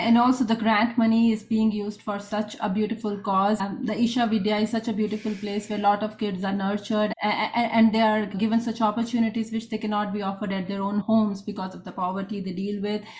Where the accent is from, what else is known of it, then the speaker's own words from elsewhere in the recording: India; moved away as an adult; now in United States; I was born and brought up in India